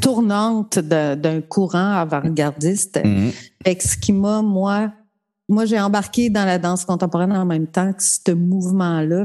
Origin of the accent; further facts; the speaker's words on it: Matane, Quebec, Canada; moved away as an adult; also born or lived in Sainte-Thérèse; de Matane